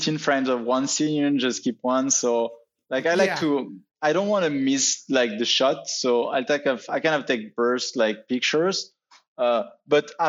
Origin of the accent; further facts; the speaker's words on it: near Paris, Île-de-France, France; moved away as an adult; also born or lived in London, United Kingdom; now in New York City, United States; originally, I'm actually from France. I was born like close to Paris. I grew up over there.